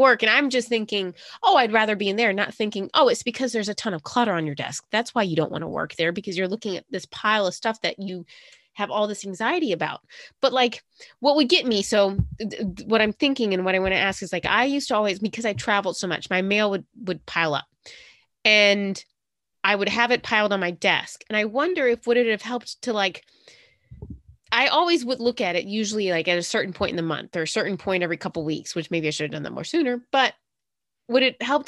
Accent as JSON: {"language": "English", "region": "South Carolina", "country": "United States", "tie": "born or raised there", "said": "growing up in South Carolina, I remember my elementary schools having a lot of light"}